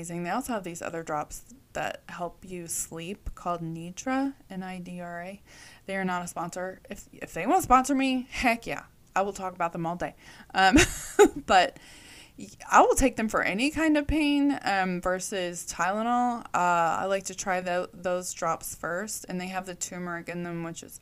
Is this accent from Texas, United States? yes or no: yes; Texas, United States; They called me y'all because I was from Texas